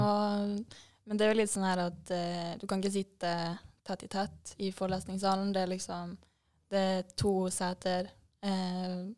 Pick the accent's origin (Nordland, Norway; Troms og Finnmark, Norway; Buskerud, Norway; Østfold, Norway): Troms og Finnmark, Norway; Vadsø; moved away as an adult; also born or lived in Trondheim; now in Bodø, Norway; Jeg er jo fra Vadsø